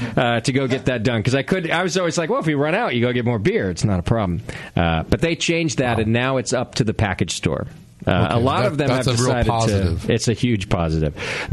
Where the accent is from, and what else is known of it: Connecticut, United States; born or raised there; moved away